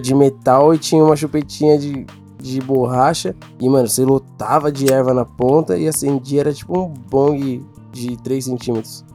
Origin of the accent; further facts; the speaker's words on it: Brazil; eu sou do Brasil